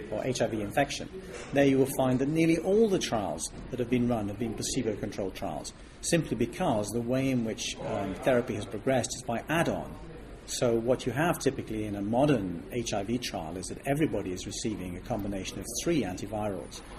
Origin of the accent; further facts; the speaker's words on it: Switzerland; moved away as an adult; now in United Kingdom; Well, I came from Switzerland to Britain to study, and I wanted to study mathematics